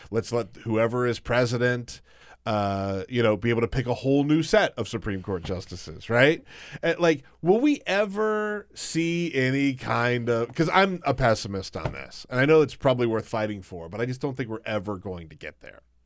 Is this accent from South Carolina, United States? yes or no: yes; South Carolina, United States; moved away; I'm from South Carolina